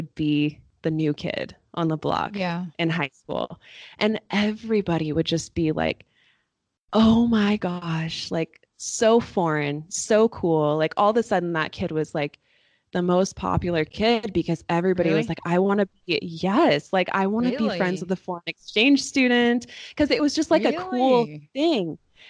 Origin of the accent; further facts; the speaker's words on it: Astoria, Oregon, United States; moved away; I grew up in a small town of 5,050 on the Oregon coast, and there is not a lot of diversity